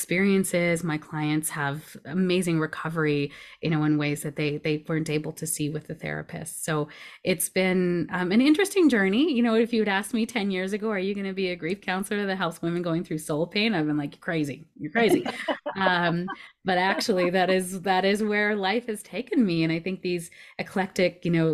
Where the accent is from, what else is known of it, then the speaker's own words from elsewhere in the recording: Edmonton, Alberta, Canada; also born or lived in Toronto / Vancouver / Richmond / South Surrey; this is where I've kind of grew up most of my life. I was born in Toronto, and then we moved westward, each year until my brother was born here in Edmonton.